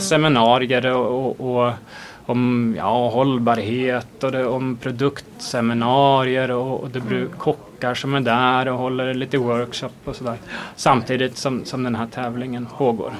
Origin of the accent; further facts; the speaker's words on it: Sweden; som svenskar, extremt trendkänsliga